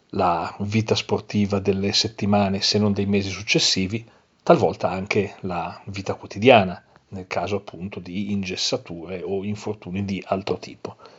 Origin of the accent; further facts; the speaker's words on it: Milan, Lombardy, Italy; io sono di Milano